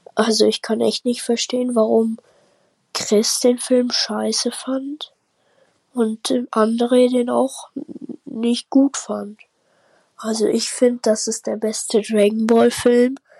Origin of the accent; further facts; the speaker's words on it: Baden-Württemberg, Germany; Also ich komme aus Baden-Württemberg, nicht aus Bayern